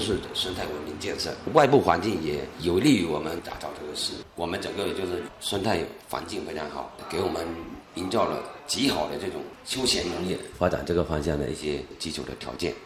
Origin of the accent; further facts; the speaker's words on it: Zhouning, Fujian, China; 我们周宁